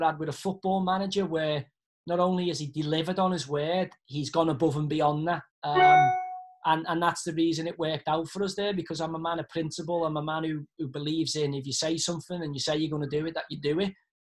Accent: Liverpool, North West England, United Kingdom; And me being from Liverpool, which is virtually a republic within England, huge Irish community. I mean, half my family, obviously, Culshaws, Stantons.

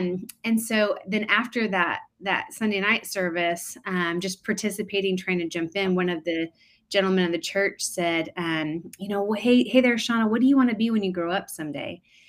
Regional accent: Bishop, California, United States; also born or lived in Bakersfield; I was born in Bakersfield, California, into a pastor's family.

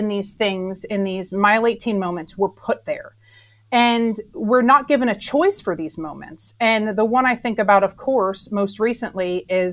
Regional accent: Jersey Shore, New Jersey, United States; moved away as an adult; now in South Carolina, United States; So I'm a Jersey girl. I'm from the Jersey Shore. And I have moved to South Carolina when I was 19 years old. So I graduated high school in New Jersey

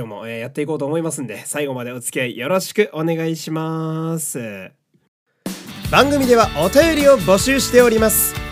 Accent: Fukui, Japan; moved away; also born or lived in Osaka / Tokyo; 私は福井県の出身なんで、やっぱ福井県の高校をね、応援するわけなんですけど

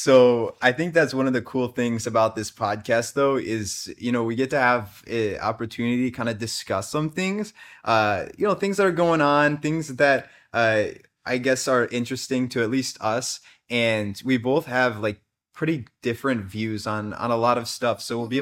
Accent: United States; Like literally from opposite places on the planet. Like I'm from America.

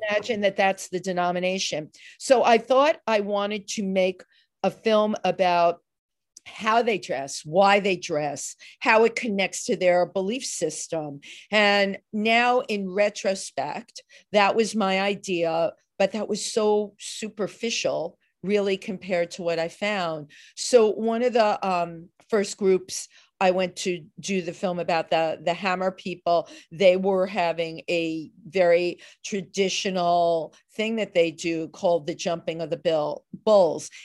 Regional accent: New York City, New York, United States; I grew up in the Bronx

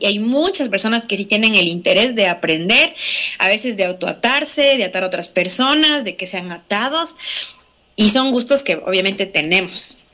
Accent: Ecuador; como ecuatorianos

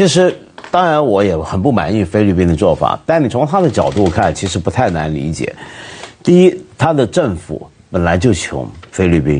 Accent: Hong Kong; 但我们香港人呢？

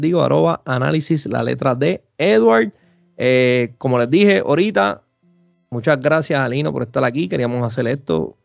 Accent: Puerto Rico; acá en Puerto Rico

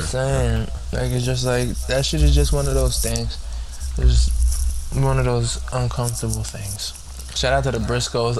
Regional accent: United States; I say we as an American

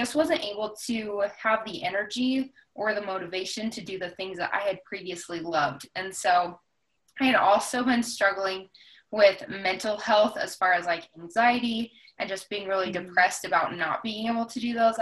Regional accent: Wyoming, United States; also born or lived in Jackson, Wyoming; I actually was born in Jackson. And then when I was about six, my family moved to a little town a little outside of Jackson, and then I've lived in various parts of Wyoming for basically the rest

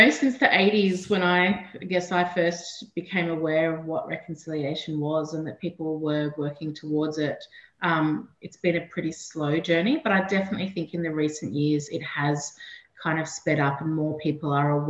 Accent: Gumbaynggirr country, New South Wales, Australia; also born or lived in Gadigal country (Sydney); now in Sydney, Australia; I live and work on Gadigal country. I grew up on Gumbangia country up on the mid-north coast. So I've spent all of my life living on really beautiful country.

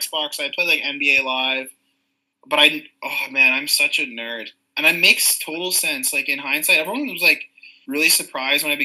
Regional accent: Murillo, Ontario, Canada; I grew up in Murillo

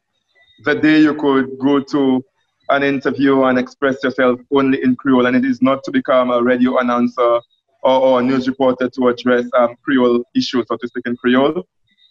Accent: Bellevue, St. Lucia; I'm from Bellevue

